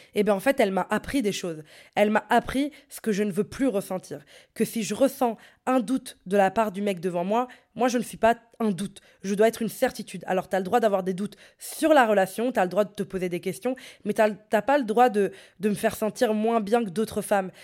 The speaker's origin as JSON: {"language": "French", "town": "Brussels", "region": "Brussels-Capital Region", "country": "Belgium", "said": "j'étais de Bruxelles"}